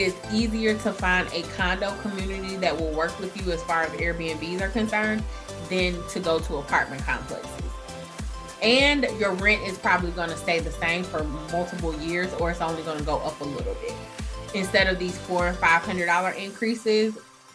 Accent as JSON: {"language": "English", "town": "Atlanta", "region": "Georgia", "country": "United States", "said": "I'm from Atlanta, so it was home territory."}